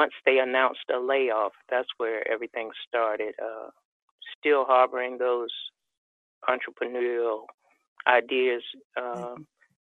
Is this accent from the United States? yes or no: yes; Raleigh, North Carolina, United States; moved away as an adult; now in Virginia, United States; growing up in Raleigh, North Carolina, back in the 60s